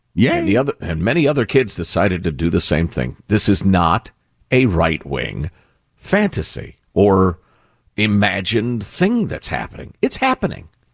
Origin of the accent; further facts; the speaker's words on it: Chicago, Illinois, United States; moved away as an adult; now in California, United States; Judy and I, growing up in Chicagoland